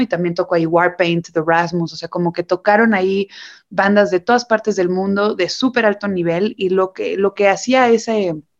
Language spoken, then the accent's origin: Spanish; Mexico; somos los mexicanos